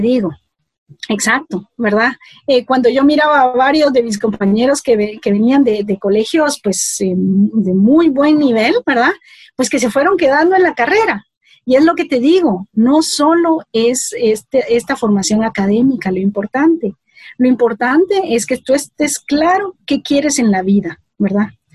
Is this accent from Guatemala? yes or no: yes; Mazatenango, Suchitepéquez, Guatemala; now in Guatemala City, Guatemala; aunque nací aquí en la ciudad de Guatemala, yo crecí, yo me fui a los dos años, pues, pues me llevaron pues eh, a Mazatenango. Y yo eh, de los dos años eh, crecí en Mazatenango